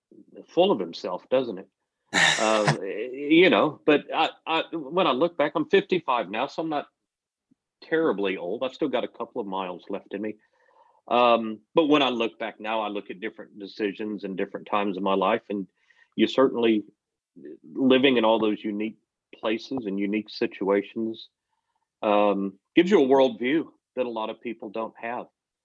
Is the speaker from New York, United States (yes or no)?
no; Kansas City, Missouri, United States; born there; also born or lived in Texas; I'm originally from America. I've lived all over the place. I was born in the Midwest in a place called Kansas City, which is hometown of my favorite football team. I lived for a long time in Texas, and we kind of call Texas home.